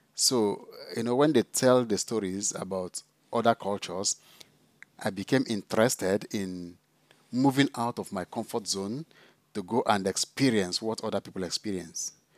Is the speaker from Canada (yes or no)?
no; Enugu State, Nigeria; moved away as an adult; also born or lived in South Africa; now in Scotland, United Kingdom; I come from Nigeria. I did my school in Nigeria primary, secondary, seminary training